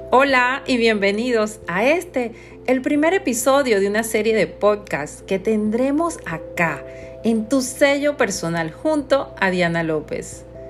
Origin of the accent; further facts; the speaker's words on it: Panama; Soy de Panamá